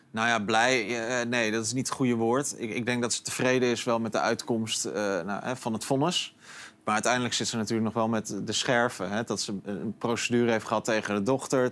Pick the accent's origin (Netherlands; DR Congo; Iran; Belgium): Netherlands; als Nederlander